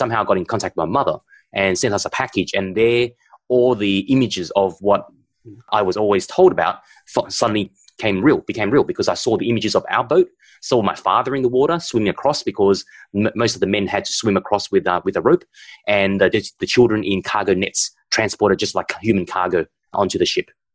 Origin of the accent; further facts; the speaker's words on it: Vietnam; moved away; I was born in Vietnam, but my background is Chinese because my grandfather was from China